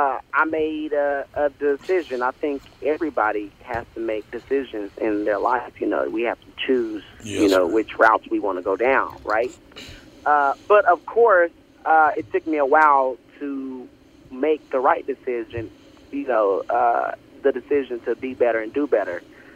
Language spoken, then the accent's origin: English; Oklahoma City, Oklahoma, United States; also born or lived in Texas; So I was born and raised in Oklahoma City.